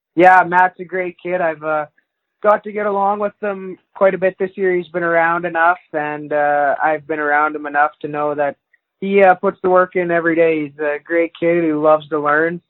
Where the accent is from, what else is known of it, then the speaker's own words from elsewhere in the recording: Wainwright, Alberta, Canada; I grew up in a small town, uh, Wainwright, Alberta